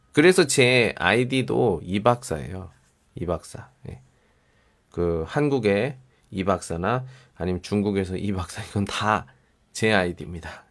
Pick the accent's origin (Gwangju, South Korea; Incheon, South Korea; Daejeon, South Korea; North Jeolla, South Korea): Daejeon, South Korea; moved away; 제가 대전 사람이잖아요.